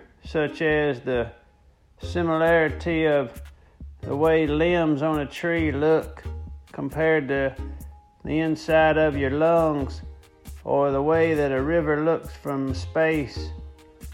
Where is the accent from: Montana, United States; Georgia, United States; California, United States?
Georgia, United States; Atlanta; I'm from Atlanta, Georgia